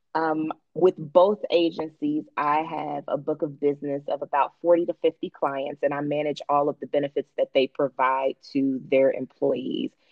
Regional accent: Cincinnati, Ohio, United States; moved away as an adult; now in Atlanta, United States; I am originally from Cincinnati, Ohio.

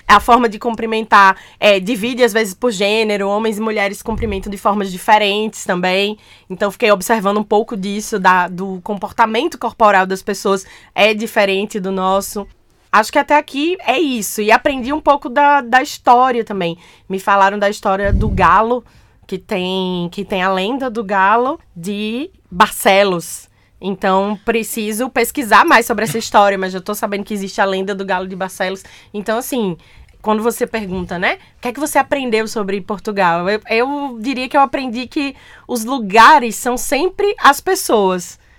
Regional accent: Caruaru, Pernambuco, Brazil; now in Recife, Brazil; Eu nasci numa cidade chamada Caruaru, que fica pertinho de Recife. Eu sou então caruaruense, eu sou do Agreste, do interior do meu estado.

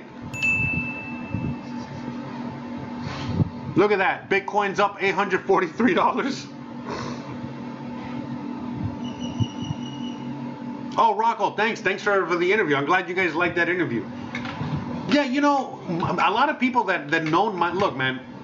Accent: Miami, Florida, United States; first language Spanish; English is a second language; moved away as an adult; also born or lived in Seattle / California / Las Vegas / Los Angeles; now in Mexico; I was born in the U.S., but I was born in Miami

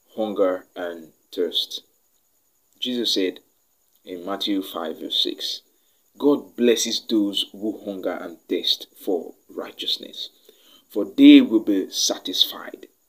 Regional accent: Nigeria; I am from Nigeria

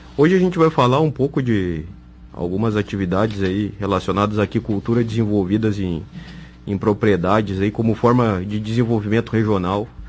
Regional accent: Cachoeira do Sul, Rio Grande do Sul, Brazil; Eu sou de Cachoeira do Sul

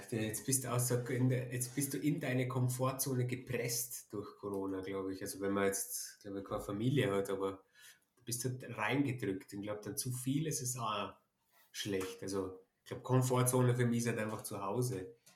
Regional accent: Germany; ich als Deutscher

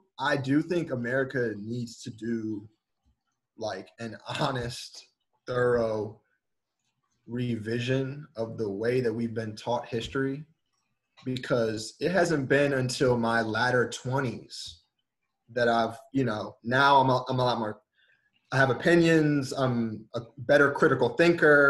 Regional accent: Northern Virginia, United States; I'm from Virginia, Northern Virginia, where Robert E. Lee is from

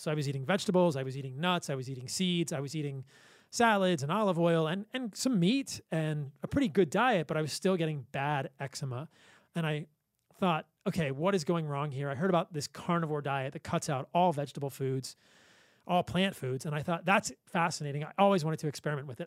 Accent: Virginia, United States; I grew up in Virginia.

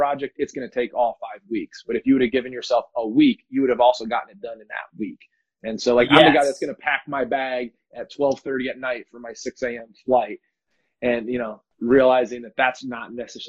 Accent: Rock Island, Illinois, United States; now in San Diego, United States; So I'm in San Diego, but I'm originally from Rock Island, Illinois

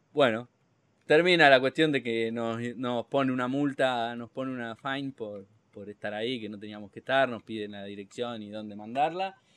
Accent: Argentina; Bien de argentino

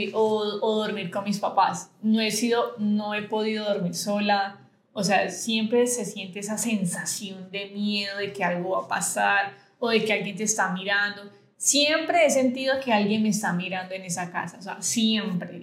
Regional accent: Buenaventura, Valle del Cauca, Colombia; yo fui criada en Buenaventura

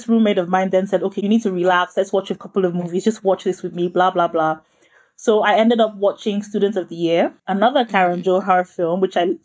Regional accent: Nigeria; I'm Nigerian, and that's obviously a country in West Africa.

